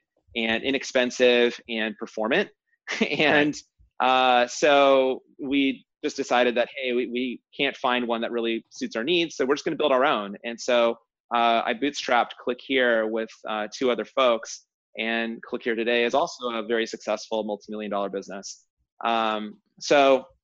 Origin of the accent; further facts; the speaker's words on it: San Francisco Bay Area, California, United States; I grew up in the San Francisco Bay Area